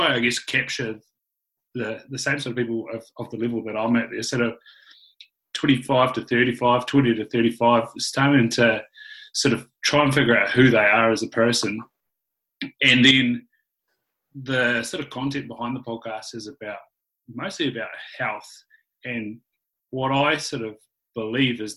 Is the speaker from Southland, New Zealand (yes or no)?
yes; Invercargill, Southland, New Zealand; growing up in Invercargill